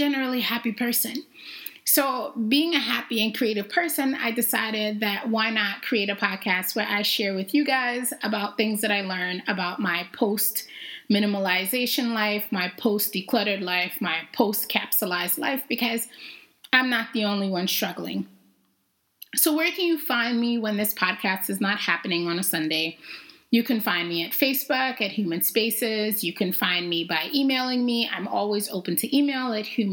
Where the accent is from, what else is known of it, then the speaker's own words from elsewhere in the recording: New York City, New York, United States; also born or lived in Jamaica; I grew up in New York. I was originally born in Jamaica. And then my parents decided to immigrate to New York City, which is where I learned, I guess, to be me